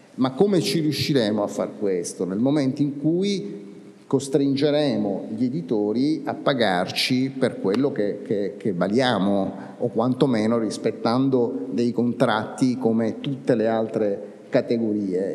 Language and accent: Italian; Sicily, Italy; siciliani, che è la mia terra